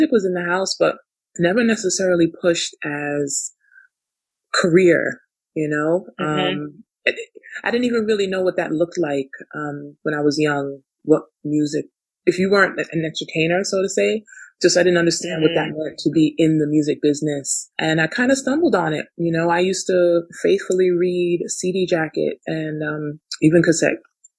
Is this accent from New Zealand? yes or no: no; Canada; born there; So yeah, I was born in Canada.